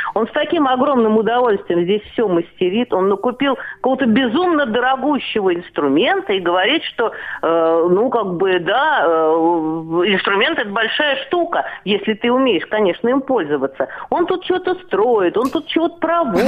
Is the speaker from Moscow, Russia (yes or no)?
yes; Moscow, Russia; прожив всю свою жизнь в городе Москва